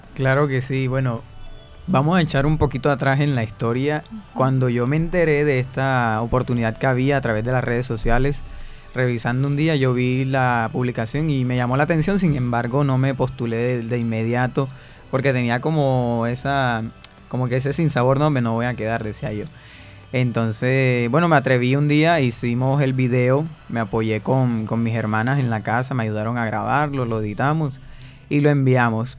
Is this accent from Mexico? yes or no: no; Barranquilla, Atlántico, Colombia; como barranquilleros